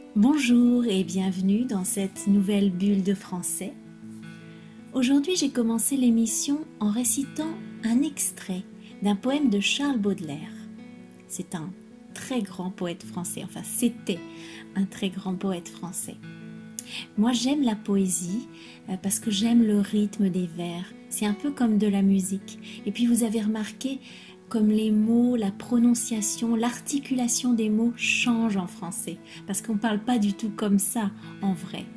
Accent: France; je suis française

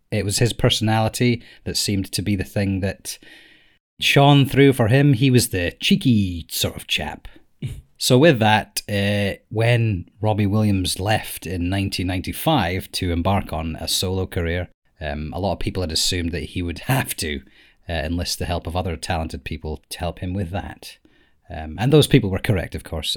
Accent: Scotland, United Kingdom; we are from Scotland

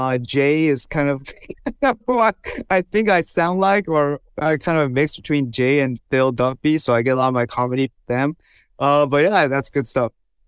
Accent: Toufen, Miaoli County, Taiwan; English is a second language; And we grew up in Taiwan over there. We had a little city called Toufen

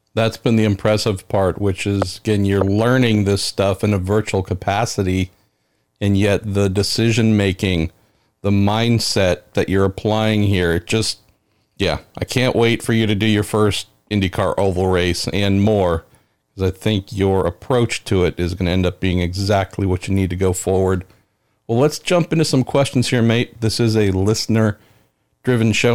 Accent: United States; here in my home country

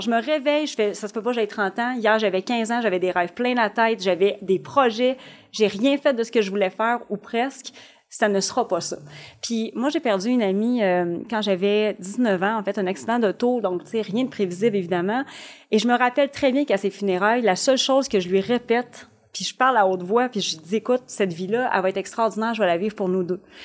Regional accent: Shawinigan, Quebec, Canada; je viens quand même d'un petit milieu, je viens de Shawinigan

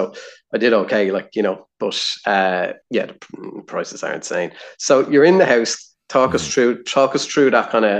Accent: Ireland; as Irish people

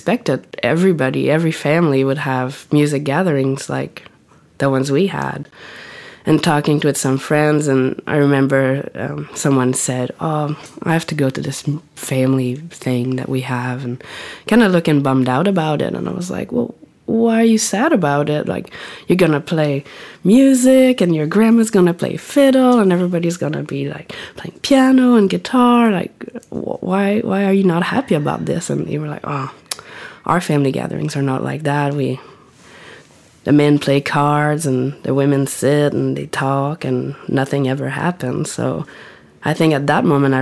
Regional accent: Matapédia Valley, Gaspésie, Quebec, Canada; now in Whitehorse, Canada; maybe half an hour from my hometown in the Matapédia Valley.

